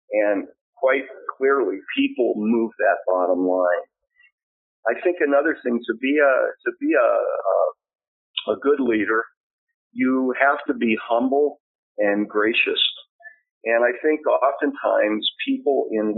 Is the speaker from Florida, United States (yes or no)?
no; Southern California, United States; also born or lived in Bend, Oregon / Irvine, California; now in Claremont, United States; I grew up in Southern California